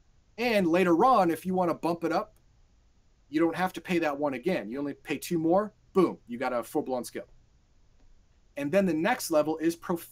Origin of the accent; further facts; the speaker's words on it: United States; Garthon and I, we grew up in the United States, we graduated high school, and we lived in suburban areas.